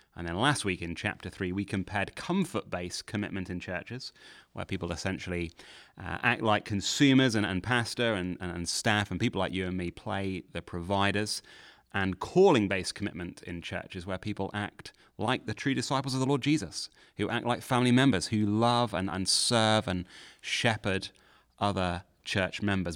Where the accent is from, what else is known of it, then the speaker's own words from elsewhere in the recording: United Kingdom; now in Nashville, United States; as a Brit